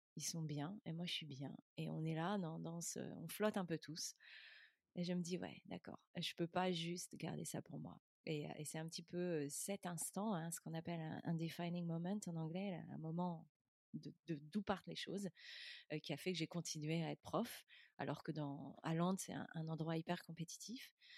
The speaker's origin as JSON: {"language": "French", "country": "France", "also_born_or_lived": "London", "moved": "as an adult", "said": "je suis française slash européenne"}